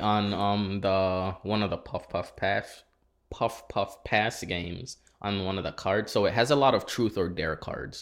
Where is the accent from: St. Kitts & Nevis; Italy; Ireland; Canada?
St. Kitts & Nevis; also born or lived in Saint Croix, US Virgin Islands; now in United States; I'm from, born in, born in Saint Croix, raised in Saint Kitts.